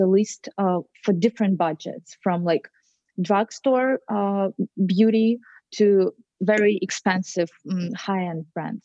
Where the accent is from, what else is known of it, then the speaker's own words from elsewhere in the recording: Russia; moved away as an adult; now in New York, United States; So in my apartment in Russia